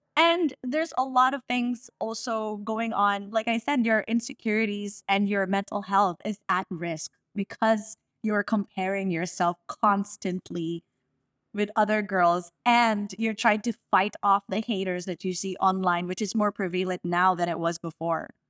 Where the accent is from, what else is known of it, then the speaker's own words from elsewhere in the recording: Las Piñas, Metro Manila, Philippines; I'm from all the way south, I'm from Las Piñas